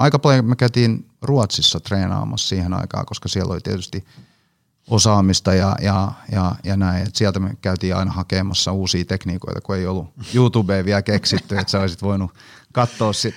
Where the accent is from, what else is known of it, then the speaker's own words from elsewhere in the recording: Hanko, Uusimaa, Finland; mä oon siis Hangosta kotosin